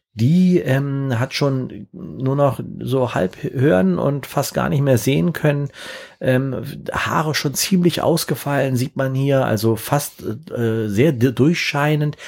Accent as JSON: {"language": "German", "region": "Berlin", "country": "Germany", "said": "ich komm aus Berlin"}